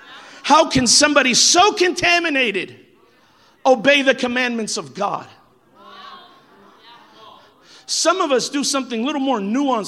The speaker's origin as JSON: {"language": "English", "region": "California", "country": "United States", "said": "I'm from California."}